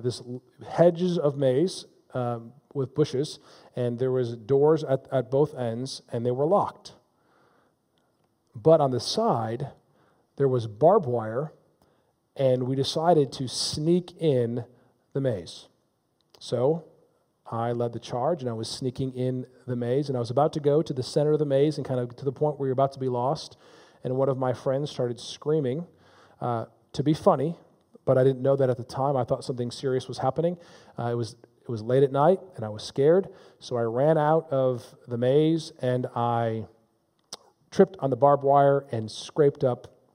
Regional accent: Palatine, Illinois, United States; I grew up in Palatine, Illinois

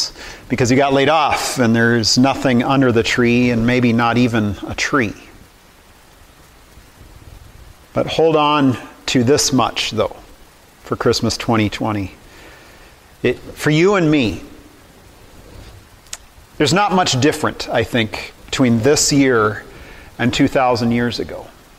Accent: California, United States; I had the privilege of growing up in California, and there is, in California, just a couple hours from my home, is the Monterey Bay Aquarium.

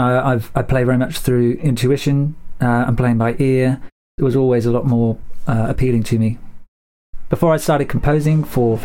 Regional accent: Somerset, South West England, United Kingdom; I'm a composer from Somerset in England

